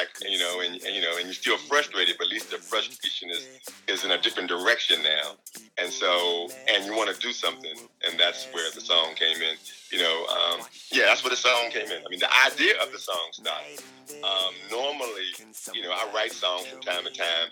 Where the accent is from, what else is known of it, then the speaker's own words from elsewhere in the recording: Hawaii, United States; now in San Diego, United States; I'm from Hawaii. Yeah, so we're in the San Diego area now.